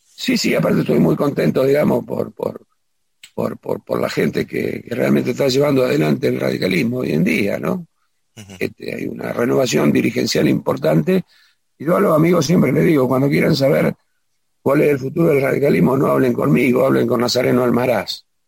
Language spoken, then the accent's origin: Spanish; Ramallo, Buenos Aires Province, Argentina; also born or lived in Pérez Millán; Después, hasta los cinco años, estuve en Villa Ramallo y después ya me afinqué cuando mis padres